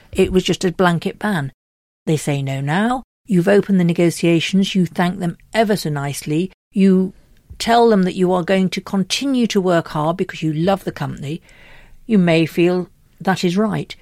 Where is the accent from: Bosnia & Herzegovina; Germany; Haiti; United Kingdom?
United Kingdom; We're very British